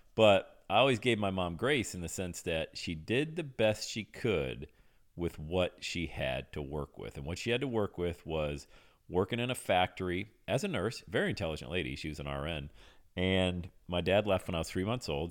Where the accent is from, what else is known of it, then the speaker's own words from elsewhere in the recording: Western Pennsylvania, United States; I grew up in Western Pennsylvania